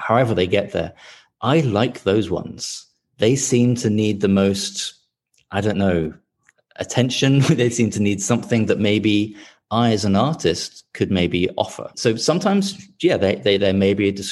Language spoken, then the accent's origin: English; London, United Kingdom; moved away as an adult; now in Portland, Maine, United States; I'm from London originally, as you can probably tell from the accent.